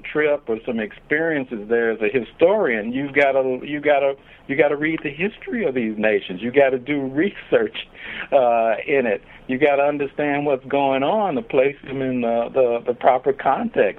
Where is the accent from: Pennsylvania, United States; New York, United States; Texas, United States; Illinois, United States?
Illinois, United States; Chicago; I grew up in Chicago